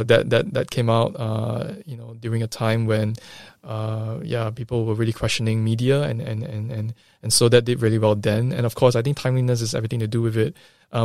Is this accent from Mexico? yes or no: no; Singapore; You know, I mentioned sometime earlier that I'm Singaporean Chinese.